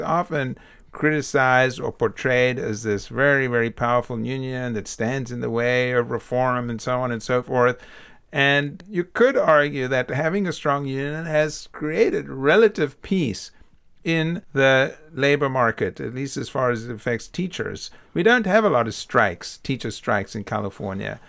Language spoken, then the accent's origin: English; South Africa; moved away; I'm from South Africa